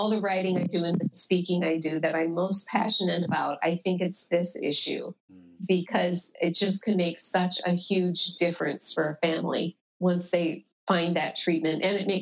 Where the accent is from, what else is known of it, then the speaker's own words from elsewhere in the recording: Iowa, United States; I'm from Iowa.